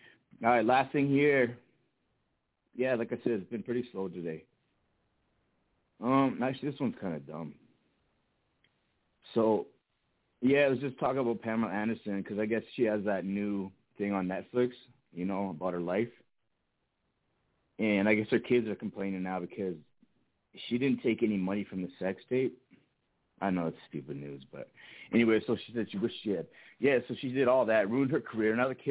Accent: Edmonton, Alberta, Canada; born or raised there

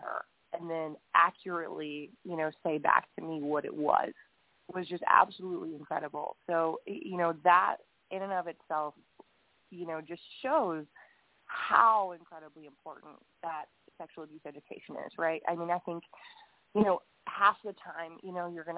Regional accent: Huntsville, Alabama, United States; my hometown in Huntsville, Alabama

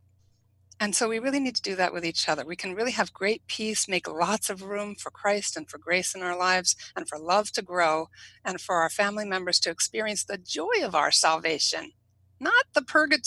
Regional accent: New England, United States; I'm from New England.

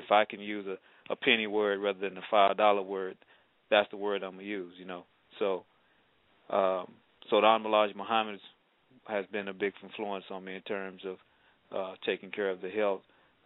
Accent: Tennessee, United States; moved away; also born or lived in Arkansas / Mississippi; I'm from the South originally, Tennessee. We've lived around Tennessee, Arkansas, Mississippi, and all

